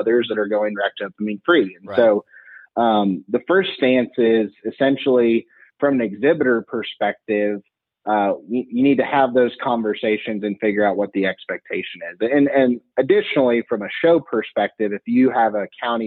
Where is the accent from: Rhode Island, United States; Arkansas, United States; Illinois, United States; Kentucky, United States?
Illinois, United States; Western; where I grew up in Western Illinois, we had a buying station 5 miles from our farm